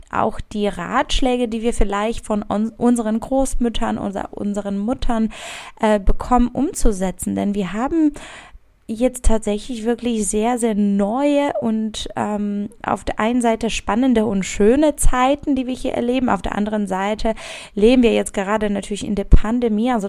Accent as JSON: {"language": "German", "town": "Szczecin", "region": "West Pomeranian Voivodeship", "country": "Poland", "tie": "born or raised there", "said": "Also ich komme ursprünglich aus Stettin"}